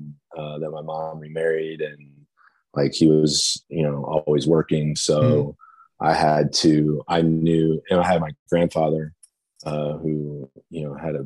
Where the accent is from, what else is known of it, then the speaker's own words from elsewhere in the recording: Louisville, Kentucky, United States; Louisville, Kentucky, my hometown